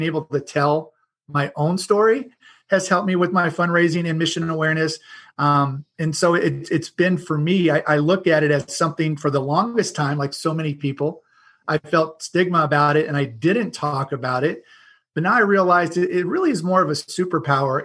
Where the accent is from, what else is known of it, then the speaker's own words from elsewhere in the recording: Oklahoma, United States; moved away as an adult; also born or lived in Seattle area; I grew up in the Midwest. I wasn't born in Oklahoma, but I always tell everybody I consider Oklahoma my home. I grew up there.